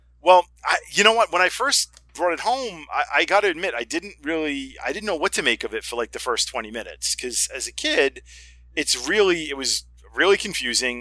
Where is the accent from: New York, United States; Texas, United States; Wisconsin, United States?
New York, United States; Long Island; also born or lived in Brooklyn, New York; I'm from New York. I live in Long Island, and I was basically – I was born in Brooklyn, but mostly raised on Long Island.